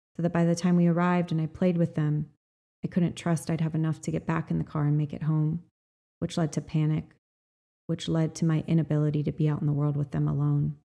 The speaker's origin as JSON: {"language": "English", "area": "Kauai", "region": "Hawaii", "country": "United States", "tie": "born or raised there", "said": "I was born on Kauai, on nine and a half acres of land at the end of a mile long gravel and dirt driveway"}